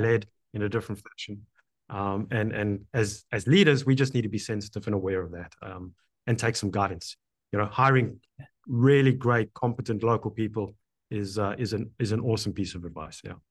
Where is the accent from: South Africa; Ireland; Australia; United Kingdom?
South Africa; now in Canada; I'm now Canadian, but born in, in South Africa